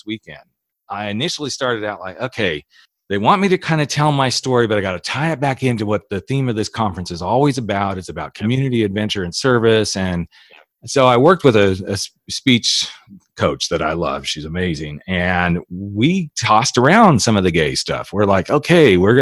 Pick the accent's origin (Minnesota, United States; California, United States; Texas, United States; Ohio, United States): California, United States; Napa Valley; I grew up in the Napa Valley.